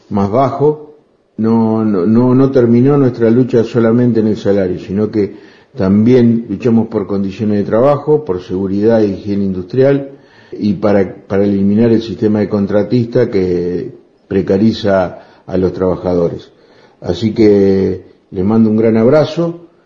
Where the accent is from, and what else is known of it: Argentina